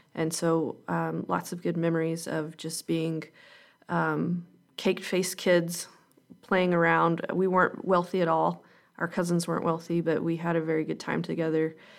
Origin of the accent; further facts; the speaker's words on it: Calhoun, Georgia, United States; was born and raised in Calhoun, Georgia